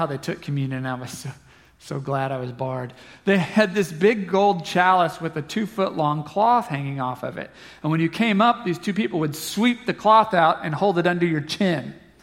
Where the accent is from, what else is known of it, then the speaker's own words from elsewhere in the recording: Southeast Kansas, United States; I'm from Southeast Kansas